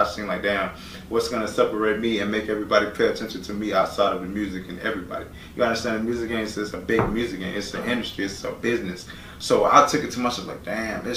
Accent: Broward County, Florida, United States; I'm from Broward County

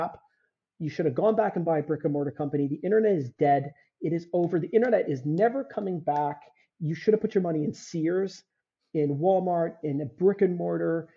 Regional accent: Canada; you're Canadian

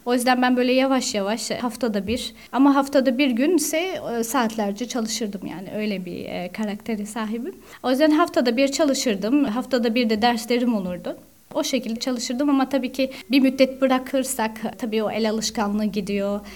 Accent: Strasbourg, Grand Est, France; also born or lived in Istanbul / Switzerland; now in Paris, France; Strasbourg doğumluyum.

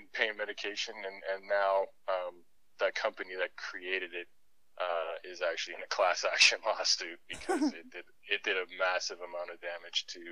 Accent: Toronto, Ontario, Canada; moved away as an adult; now in Calgary, Canada; I was born originally in Toronto, Ontario. I was raised there for I moved out to Calgary in 2009, so that would have been about 28.

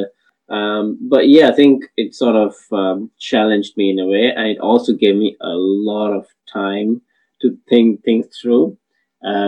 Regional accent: Sri Lanka; moved away as an adult; now in United Kingdom; I'm originally from Sri Lanka, and I moved to the UK for my higher studies in engineering back in 2009.

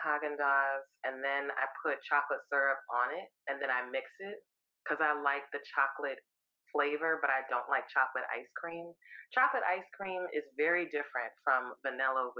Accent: New York City, New York, United States; I'm from Brooklyn, New York

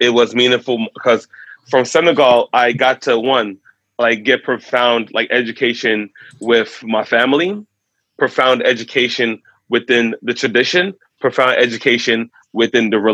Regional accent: New York City, New York, United States; I was born and raised the first generation in New York City

